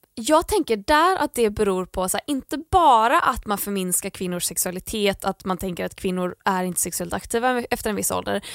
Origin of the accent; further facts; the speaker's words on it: Landvetter, Västra Götaland, Sweden; i mitt rum hemma i Landvetter